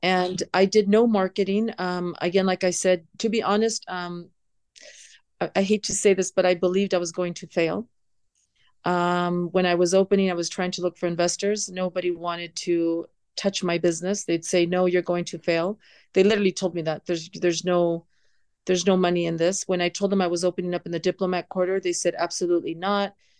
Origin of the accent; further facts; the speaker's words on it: San Diego, California, United States; moved away as an adult; now in Riyadh, Saudi Arabia; growing up in San Diego